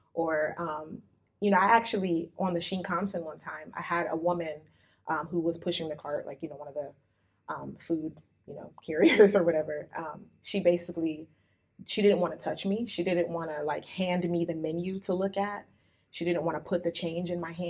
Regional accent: United States; now in Japan; being African American

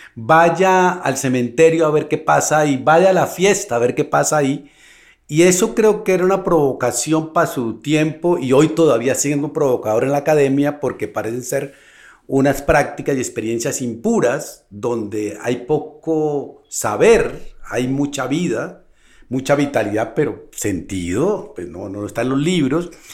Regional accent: Colombia; also born or lived in Bogotá; yo vengo de Colombia

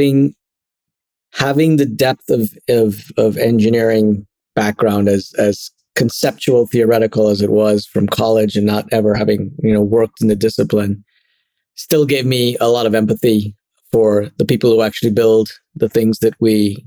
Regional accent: Trinidad & Tobago; moved away as an adult; also born or lived in Connecticut; now in São Paulo, Brazil; I was born and grew up through university, through college in Trinidad and Tobago.

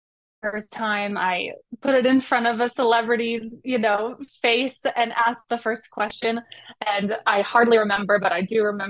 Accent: Colorado, United States; moved away; I grew up in Colorado, away from

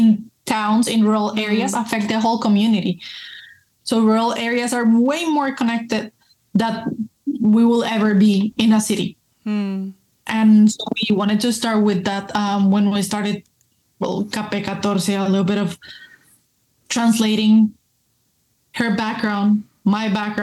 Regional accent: Colombia; first language Spanish; English is a second language; moved away as an adult; also born or lived in Mexico / Spain; now in United States; I was born, raised, everything in Colombia, as you can see. So Spanish is my first language

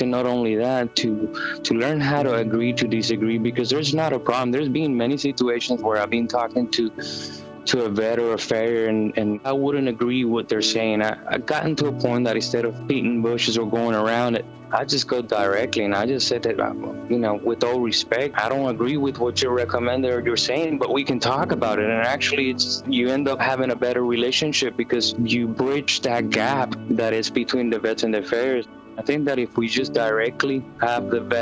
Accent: Puerto Rico; now in Lexington, United States; Originally from Puerto Rico, born and raised, and been with horses my entire life

